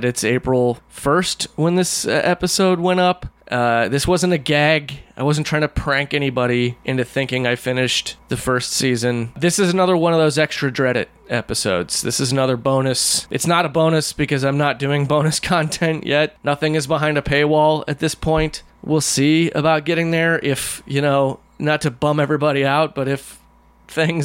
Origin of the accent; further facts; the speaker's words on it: Midwest, United States; I'm from the Midwest